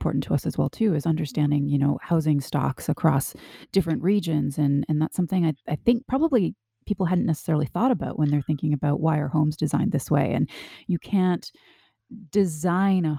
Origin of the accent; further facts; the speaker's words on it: Canada; I grew up in Canada and I'm used to extremely cold temperatures